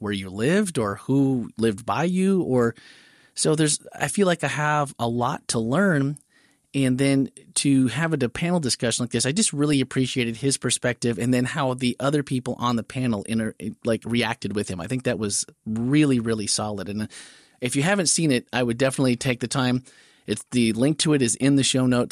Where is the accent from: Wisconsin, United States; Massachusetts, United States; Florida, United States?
Wisconsin, United States; northeastern; growing up in the Midwest in Wisconsin, I literally didn't know any people, not just black. I didn't know any people of color until I got to high school, really, In northeastern Wisconsin